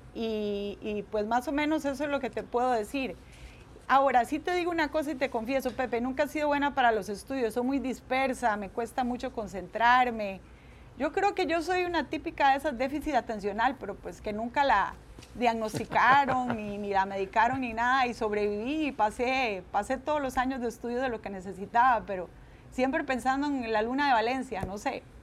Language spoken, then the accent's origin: Spanish; Guadalupe, San José, Costa Rica; moved away as an adult; also born or lived in United States; yo nací en Costa Rica y soy la menor de una familia de siete hijos.